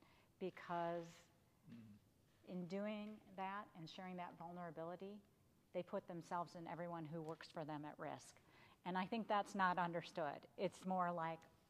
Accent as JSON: {"language": "English", "region": "Michigan", "country": "United States", "tie": "born or raised there", "also_born_or_lived": "California / Washington, District of Columbia, United States", "moved": "yes", "lives_now": "the South, United States", "said": "born and raised in Michigan"}